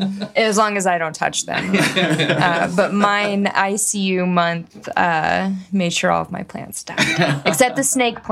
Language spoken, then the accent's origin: English; the South, United States; And I grew up in the South where there's a lot of things you don't talk about.